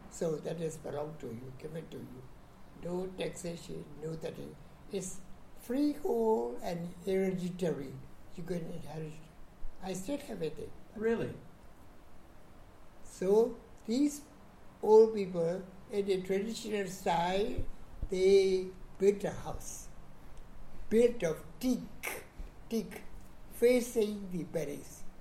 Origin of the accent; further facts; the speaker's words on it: Mandalay, Mandalay Region, Myanmar; now in Yangon, Myanmar; I was born in Mandalay, Upper Burma. See, that date, uh, equivalent, Yaba period, equivalent to 1929, 13 May